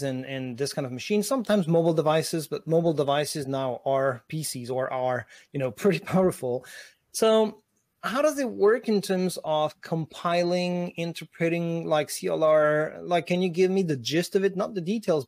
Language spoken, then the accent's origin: English; France; now in Seattle, United States; I'm a French guy in Seattle, in the east side of Seattle